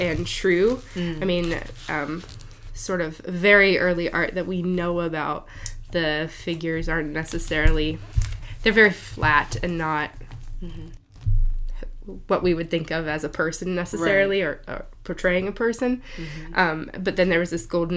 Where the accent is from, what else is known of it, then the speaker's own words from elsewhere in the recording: Cleveland, Ohio, United States; I grew up in the Cleveland area